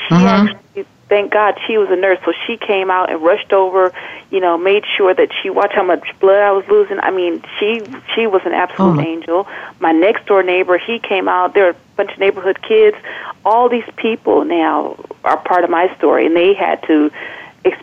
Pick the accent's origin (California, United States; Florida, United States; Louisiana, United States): California, United States; now in Maryland, United States; I'm from California. So my family is there